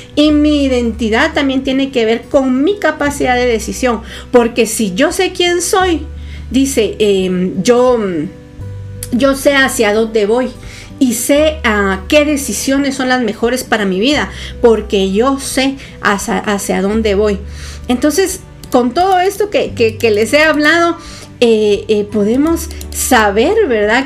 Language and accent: Spanish; Guatemala; Yo soy guatemalteca